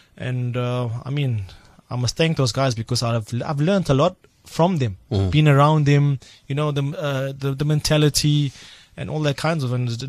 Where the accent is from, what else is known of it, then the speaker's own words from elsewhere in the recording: Cape Town, Western Cape, South Africa; So he would come to me and, hey, I'm South African and so on